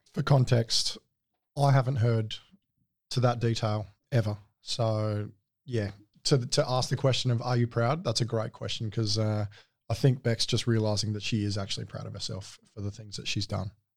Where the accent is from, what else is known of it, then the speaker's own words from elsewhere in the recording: Adelaide, South Australia, Australia; moved away as an adult; I grew up in Adelaide, um, born and bred, all through schooling